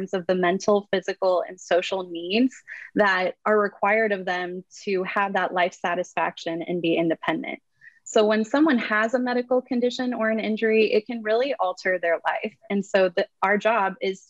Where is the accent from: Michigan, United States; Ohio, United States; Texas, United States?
Ohio, United States; Dayton; I am originally from Dayton, Ohio